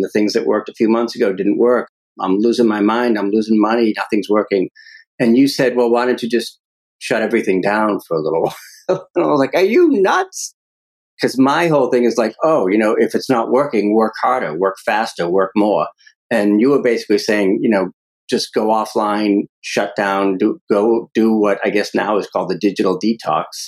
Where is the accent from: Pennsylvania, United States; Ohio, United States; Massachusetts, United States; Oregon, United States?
Massachusetts, United States; Medford; growing up in Medford, Mass, the uh, mob capital of New England